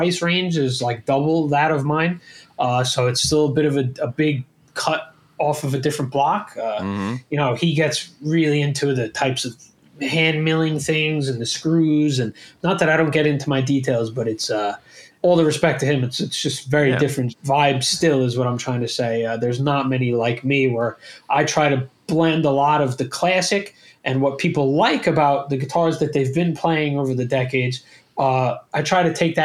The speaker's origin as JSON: {"language": "English", "region": "New York", "country": "United States", "moved": "yes", "lives_now": "Miami, United States", "said": "From New York, but yeah. It's you know, I don't live in New York anymore"}